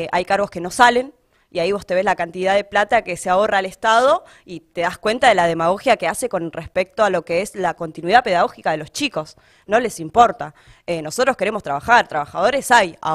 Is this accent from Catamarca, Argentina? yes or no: no; La Matanza, Buenos Aires Province, Argentina; also born or lived in Salta; No, es, la mayoría de mi vida la viví en La Matanza. Eh, muy chica sí viví en Salta, que fue donde yo nací. Estuve allá hasta los cuatro años. Eh, bueno, mis viejos se vinieron antes a Buenos Aires